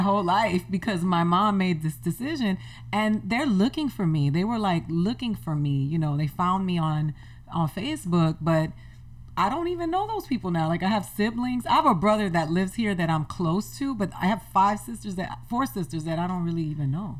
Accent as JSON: {"language": "English", "town": "Miami", "region": "Florida", "country": "United States", "tie": "born or raised there", "moved": "yes", "said": "I grew up in Miami, so I used to go to the beach every weekend."}